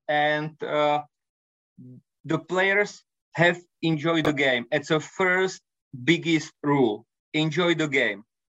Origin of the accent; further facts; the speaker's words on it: Japan; English is a second language; I came from Japan and my friend Tomáš Ovesný came from Cuba